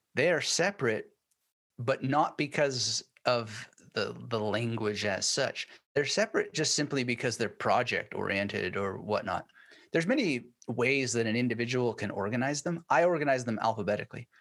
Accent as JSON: {"language": "English", "country": "Canada", "also_born_or_lived": "Germany", "moved": "as an adult", "lives_now": "Brisbane, Australia", "said": "being Canadian"}